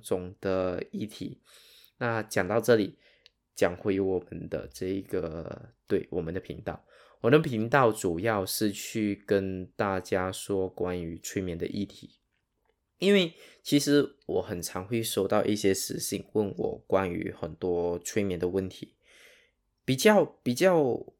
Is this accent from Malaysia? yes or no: yes; Sarawak, Malaysia; 我的口音可能跟你不一样。那我本身是马来西亚沙捞越人